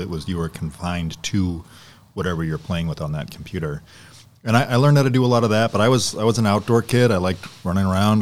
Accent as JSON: {"language": "English", "town": "Ipswich", "region": "Massachusetts", "country": "United States", "tie": "born or raised there", "moved": "yes", "lives_now": "Door County, United States", "said": "I grew up in uh, Massachusetts in a little small town called Ipswich, which is north of Boston by about 35 miles"}